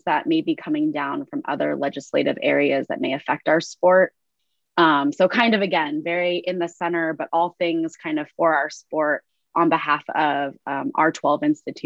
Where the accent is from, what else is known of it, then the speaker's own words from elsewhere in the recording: Northern California, United States; I'm from the West Coast and then from Northern California